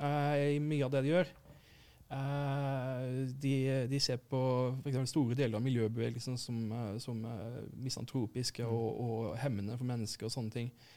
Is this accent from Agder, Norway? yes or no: yes; Arendal, Agder, Norway; kommer fra Arendal sjøl